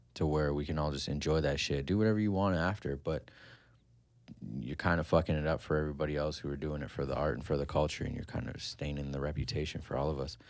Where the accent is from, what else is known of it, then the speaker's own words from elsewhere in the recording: Kitchener, Ontario, Canada; I grew up in Country Hills